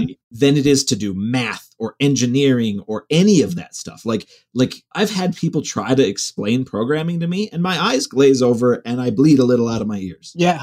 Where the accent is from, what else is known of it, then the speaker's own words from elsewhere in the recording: Cleveland, Ohio, United States; moved away as an adult; I grew up in Cleveland